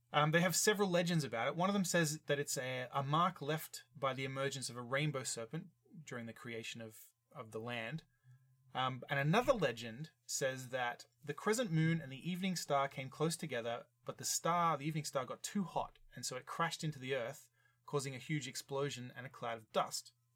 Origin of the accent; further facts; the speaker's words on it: Australia; I'm from Australia